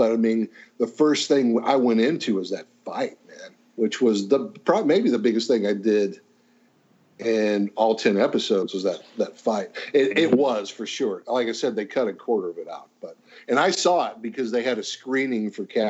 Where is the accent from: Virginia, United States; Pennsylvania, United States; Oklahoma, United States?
Oklahoma, United States; I grew up thinking I was a Southerner until I moved to the South. And I'm like, I'm not a Southerner at all, you know. People in Oklahoma are not Southerners.